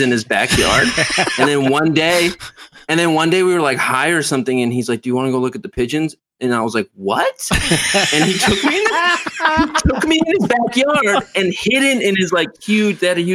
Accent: Pomona, California, United States; moved away; also born or lived in Baltimore; outside LA where I grew up in Pomona.

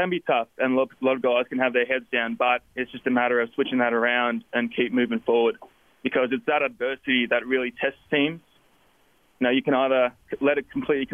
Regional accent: Melbourne, Victoria, Australia; moved away as an adult; now in Logan, United States; I came from Melbourne, Australia

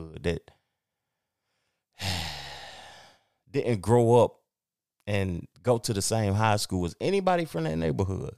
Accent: Knoxville, Tennessee, United States; moved away; I never moved back to Knoxville

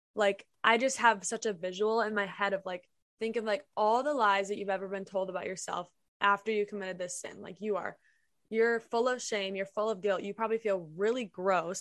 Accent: Minnesota, United States; I'm from Minnesota

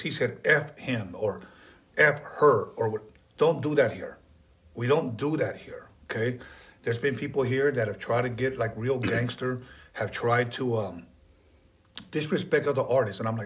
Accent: Wilmington, United States; I live in Wilmington.

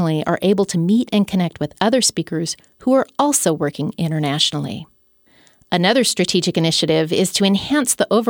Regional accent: United States

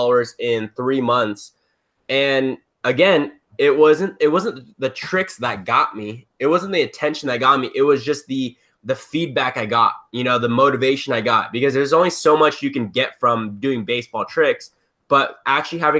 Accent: Southern California, United States; I'm from Southern California

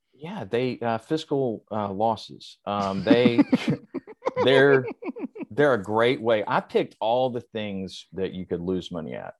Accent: the South, United States; I was raised in the South

